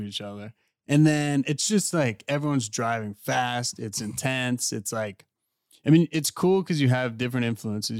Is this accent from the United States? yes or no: yes; Pittsburgh, Pennsylvania, United States; moved away; also born or lived in West Palm Beach; I'm from Pittsburgh